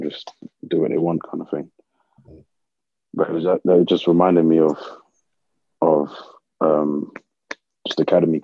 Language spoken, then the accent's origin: English; London, United Kingdom; also born or lived in North Carolina / Tennessee; I'm a Londoner from through and through, so going from London, big city, to middle of nowhere, North Carolina, or middle of nowhere, Tennessee, was a big shock.